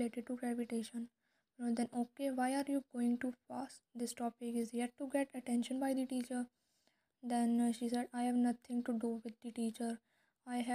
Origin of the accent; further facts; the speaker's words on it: Rudrapur, Uttarakhand, India; moved away as an adult; now in Dehradun, India; I am originally based from Rudrapur, Uttarakhand